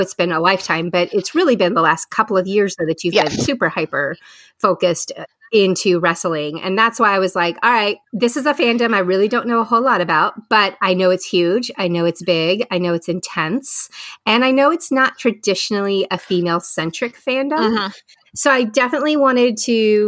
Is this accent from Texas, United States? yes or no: yes; Texas, United States; moved away as an adult; I grew up in Texas and lived part of my adult life in Texas before we started hopping all over the place.